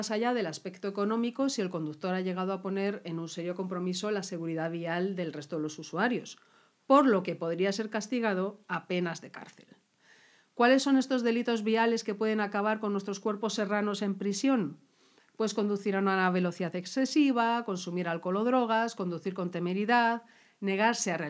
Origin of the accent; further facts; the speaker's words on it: Navarre, Spain; me tomé unas cosas típicas, pues porque soy una enamorada de mi tierra. ¡Aupa Navarra!